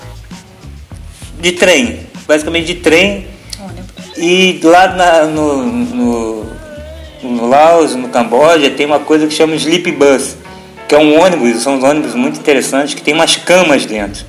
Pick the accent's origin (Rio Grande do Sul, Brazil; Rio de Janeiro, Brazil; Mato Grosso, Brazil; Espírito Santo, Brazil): Rio de Janeiro, Brazil; Niterói; moved away as an adult; also born or lived in United States; now in Itapema, Brazil; Natural, nós somos natural do, do estado do Rio, né? Eu de Niterói